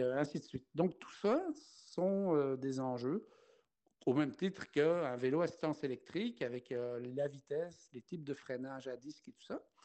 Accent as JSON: {"language": "French", "country": "Belgium", "also_born_or_lived": "Lac-Saint-Jean, Quebec", "moved": "as an adult", "lives_now": "Quebec, Canada", "said": "à mon accent, les gens pourraient euh, chercher à mmh deviner ma nationalité. Et euh, non, je ne suis pas français, je ne suis pas gaspésien, je ne viens pas des îles de la Madeleine, je viens de la Belgique."}